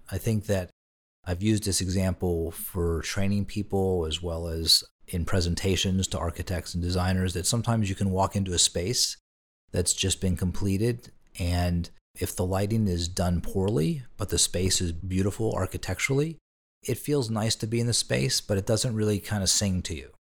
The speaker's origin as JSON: {"language": "English", "town": "Pittsburgh", "region": "Pennsylvania", "country": "United States", "tie": "born or raised there", "also_born_or_lived": "Boston", "moved": "as an adult", "said": "my family back in my hometown of Pittsburgh"}